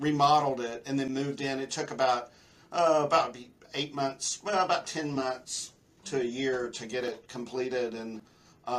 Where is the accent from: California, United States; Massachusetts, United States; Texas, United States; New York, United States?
Texas, United States; outside of Fort Worth, Dallas; also born or lived in San Antonio, Texas; now in Houston, United States; I grew up outside of Fort Worth, Dallas, moved to San Antonio to go to medical school